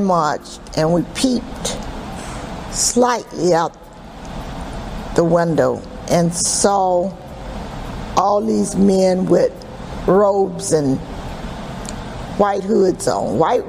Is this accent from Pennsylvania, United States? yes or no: no; Lakeland, Florida, United States; I was born in Lakeland, Florida.